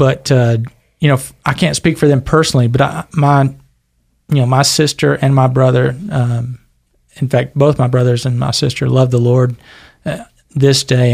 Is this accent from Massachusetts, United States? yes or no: no; Fayetteville, Arkansas, United States; born or raised there; now in Caldwell, United States